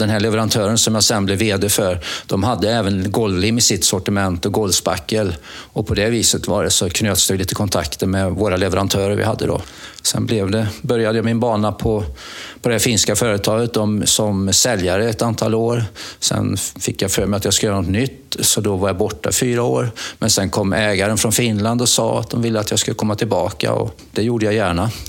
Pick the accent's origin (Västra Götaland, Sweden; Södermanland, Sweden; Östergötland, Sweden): Västra Götaland, Sweden; Mariestad; moved away; det började med att jag flyttade upp från Mariestad för eh, det är 42 år sedan, så det är några år sedan.